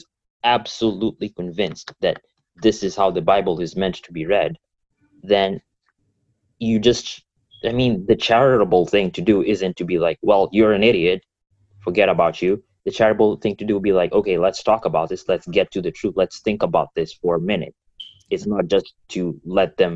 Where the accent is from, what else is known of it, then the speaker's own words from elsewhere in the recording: Kenya; now in United States; I'm from Kenya